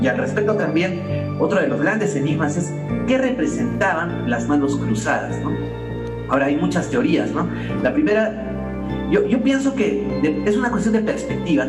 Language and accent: Spanish; Peru; como peruanos